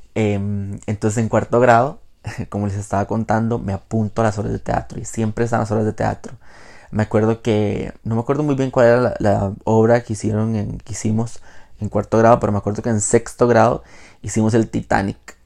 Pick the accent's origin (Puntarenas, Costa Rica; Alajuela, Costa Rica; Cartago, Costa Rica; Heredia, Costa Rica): Puntarenas, Costa Rica; Jacó; also born or lived in Quepos; yo soy de Jacó. Bueno, para los que no son de Costa Rica, yo soy de Costa Rica, vivo en Costa Rica. Jacó es eh, un pueblo costero de el Pacífico Central. Em, ahí viví por 17 años, desde, desde que nací básicamente hasta mi adolescencia